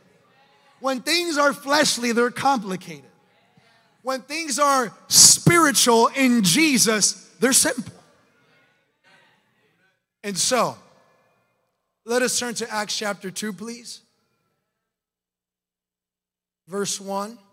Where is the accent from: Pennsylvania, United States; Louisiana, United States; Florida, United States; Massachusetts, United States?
Florida, United States; I'm from Florida